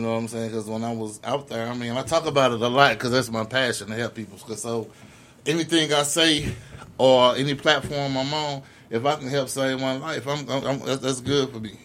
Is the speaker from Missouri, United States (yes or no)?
yes; the West Side, Missouri, United States; I'm from the West Side